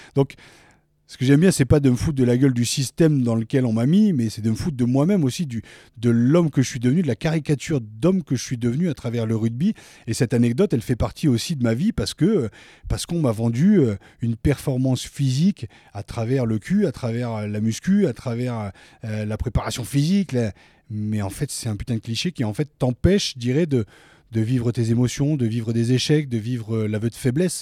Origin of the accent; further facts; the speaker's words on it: Picardy, Hauts-de-France, France; moved away as an adult; also born or lived in Paris; je suis originaire de Picardie